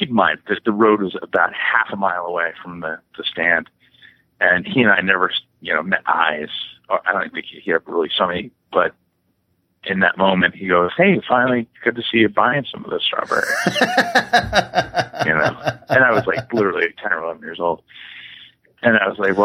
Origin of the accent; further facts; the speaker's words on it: West Windsor, New Jersey, United States; I grew up in West Windsor, which is, an hour outside of New York City, and it was all farms